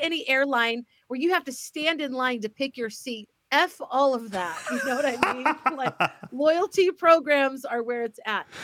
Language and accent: English; Missouri, United States; also born or lived in Dallas County, Texas; now in Alaska, United States; I'm from Missouri